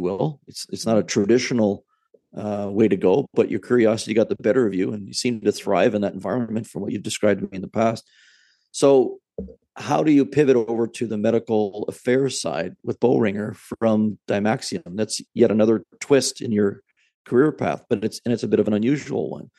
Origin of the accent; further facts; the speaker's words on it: Canada; as a Canadian, just a, you know, some guy with a business degree